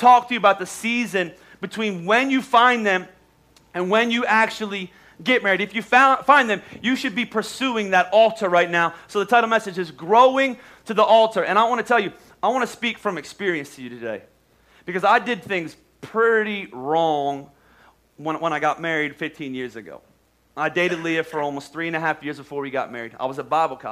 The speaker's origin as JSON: {"language": "English", "region": "Oklahoma", "country": "United States", "moved": "yes", "said": "we're from Oklahoma"}